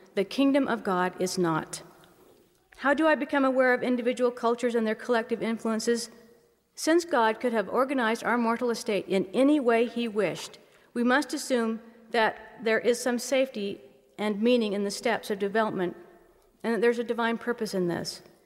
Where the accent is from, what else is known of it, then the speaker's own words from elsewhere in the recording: United States; cultural things some of us do as American Mormons